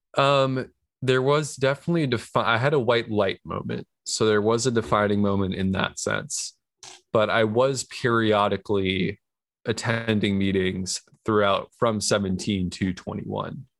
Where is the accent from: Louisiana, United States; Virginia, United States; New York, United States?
New York, United States; moved away as an adult; now in California, United States; I was born and raised in New York.